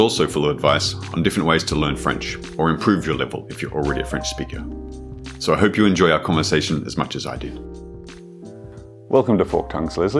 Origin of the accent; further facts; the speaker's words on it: Australia; moved away as an adult; also born or lived in Paris, France; now in Poitiers, France; I'm from Australia, but I've been living in France for more than 10 years now, first in Paris and now in Poitiers.